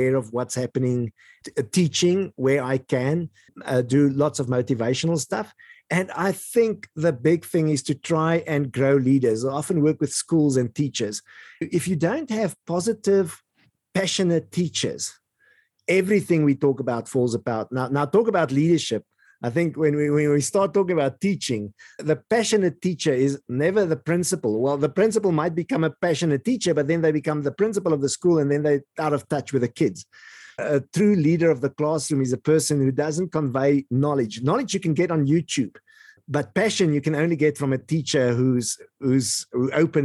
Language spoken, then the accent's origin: English; Eastern Free State, South Africa; where I grew up in the Eastern Free State part of South Africa